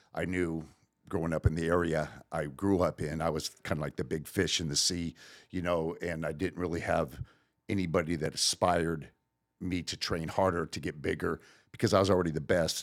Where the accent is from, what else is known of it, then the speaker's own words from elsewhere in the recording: Riverside, California, United States; also born or lived in Long Beach, California; I grew up in Riverside